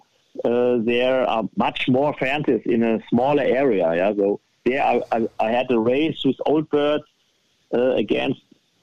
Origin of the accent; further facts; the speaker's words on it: close to Frankfurt, Hesse, Germany; English is a second language; moved away as an adult; now in northern Germany; close to Frankfurt, where I was born